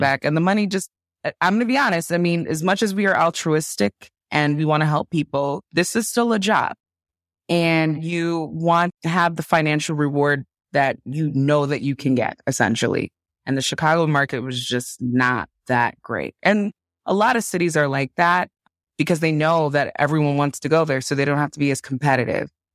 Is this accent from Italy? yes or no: no; Nigeria; I'm Nigerian